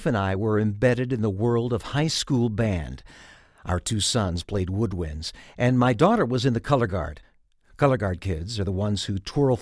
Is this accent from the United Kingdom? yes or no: no; Georgia, United States; my home state of Georgia